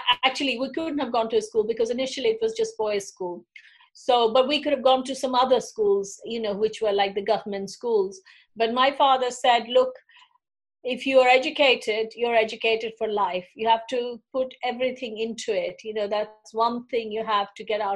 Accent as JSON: {"language": "English", "region": "Delhi", "country": "India", "tie": "born or raised there", "moved": "yes", "lives_now": "London, United Kingdom", "said": "I grew up in Delhi, and it's a very commercial area where I grew up."}